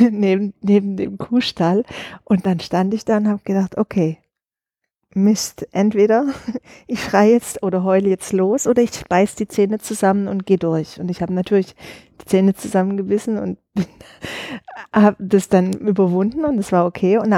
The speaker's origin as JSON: {"language": "German", "region": "Southern Germany", "country": "Germany", "tie": "born or raised there", "said": "Also ich bin in Süddeutschland groß geworden, habe äh, in Stuttgart äh, Innenarchitektur studiert"}